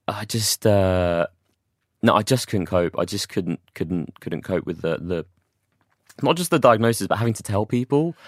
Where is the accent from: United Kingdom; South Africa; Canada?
United Kingdom; London; moved away as an adult; also born or lived in Watford / Manchester; I'm from London originally.